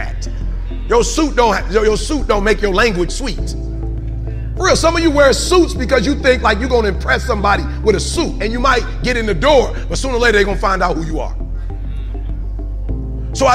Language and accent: English; Detroit, Michigan, United States; I'm from Detroit